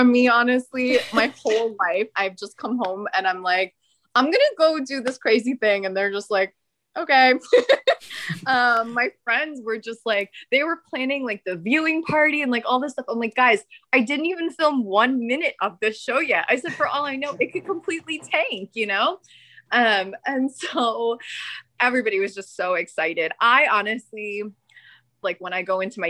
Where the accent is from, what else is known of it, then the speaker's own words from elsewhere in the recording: New Jersey, United States; I am born and raised in New Jersey. I have never lived anywhere except New Jersey